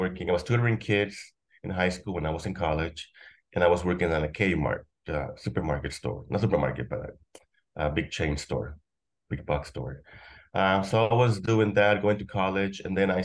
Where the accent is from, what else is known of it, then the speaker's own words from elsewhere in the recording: Juchipila, Zacatecas, Mexico; moved away; also born or lived in Los Angeles, United States / Inglewood, United States / McAllen, Texas, United States; I was in this small town from the third grade to high school. And by that point, it was the late 1980s. The economy in Mexico was faltering, especially in my hometown, Juchipila, Zacatecas